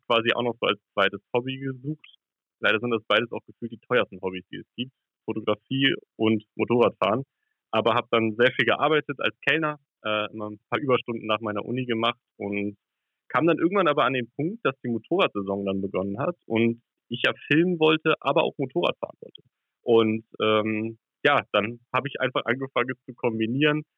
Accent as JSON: {"language": "German", "region": "Hamburg", "country": "Germany", "said": "ich komme ja aus Hamburg"}